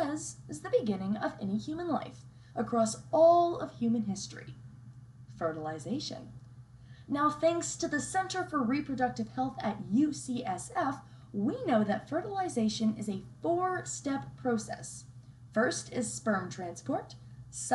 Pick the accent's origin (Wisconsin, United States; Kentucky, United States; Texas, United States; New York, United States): Texas, United States; Texas, the state that I call my home state